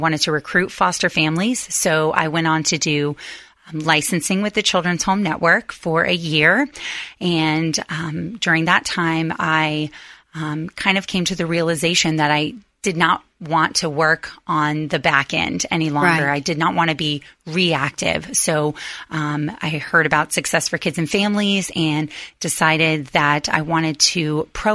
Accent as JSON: {"language": "English", "town": "Gainesville", "region": "Florida", "country": "United States", "tie": "born or raised there", "moved": "as an adult", "lives_now": "Tampa, United States", "said": "I was actually born and raised in Gainesville, Florida"}